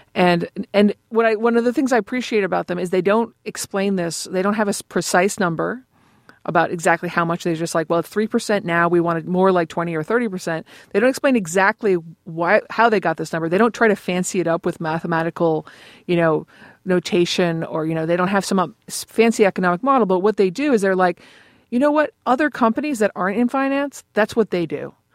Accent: Boston, Massachusetts, United States; I'm from Boston

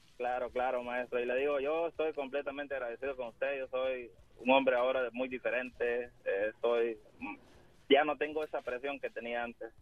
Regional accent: El Salvador; now in Houston, United States; Soy del Salvador

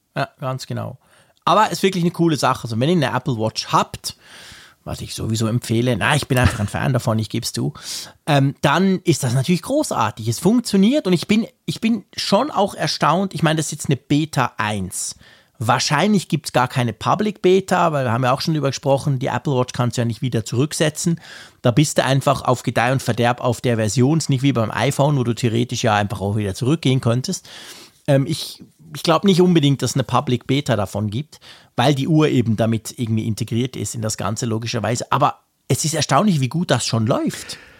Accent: Switzerland; Bei uns in der Schweiz

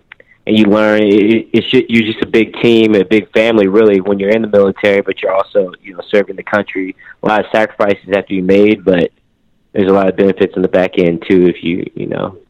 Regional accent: Virginia, United States; moved away as an adult; now in Los Angeles, United States

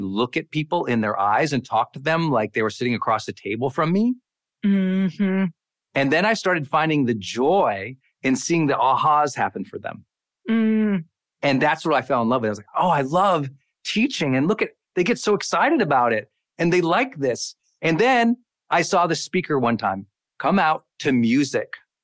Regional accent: Montana, United States; moved away as an adult; I'm a kid from Montana

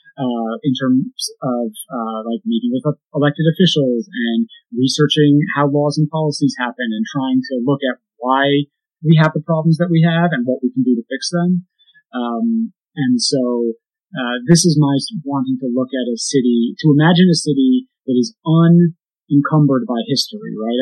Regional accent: Hudson, New York, United States; I grew up in a pretty depressed economically uh, small town in upstate New York called Hudson, which is near Albany

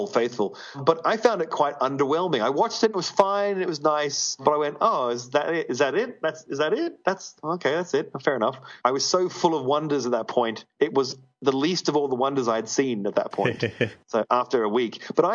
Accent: Australia; I'm Australian

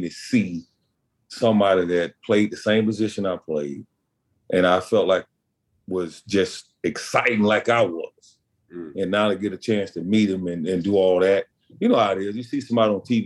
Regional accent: Pascagoula, Mississippi, United States; I'm from Pascagoula, Mississippi

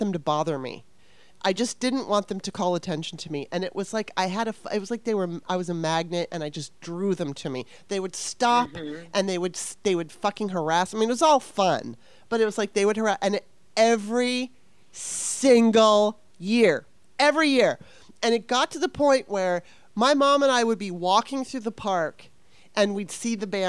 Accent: Southern California, United States; I grew up in Southern California

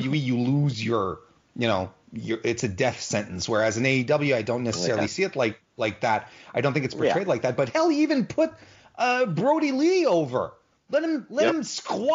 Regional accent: Canada; I'm Canadian

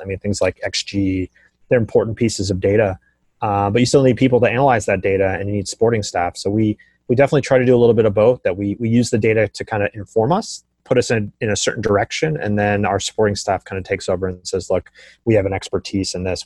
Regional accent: Silicon Valley, California, United States; I come from Silicon Valley and here in, in, in San Francisco

